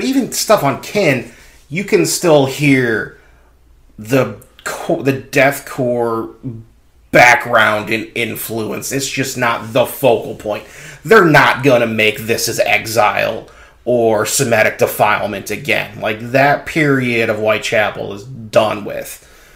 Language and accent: English; the South, United States; I thought I was the one from the South.